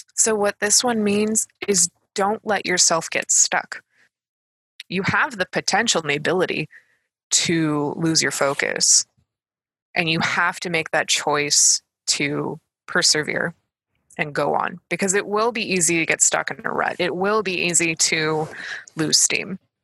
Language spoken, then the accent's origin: English; United States; I'm American